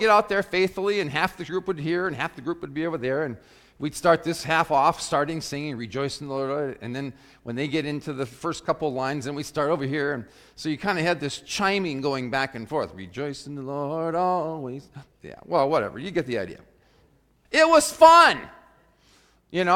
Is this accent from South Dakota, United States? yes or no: yes; South Dakota, United States; as a young person growing up in South Dakota when I was in high school